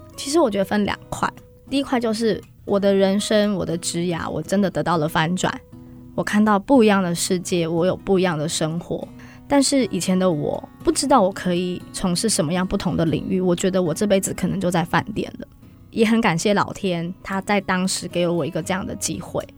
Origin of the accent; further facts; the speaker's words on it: Taiwan; 一起努力改变我们台湾人对保险的印象。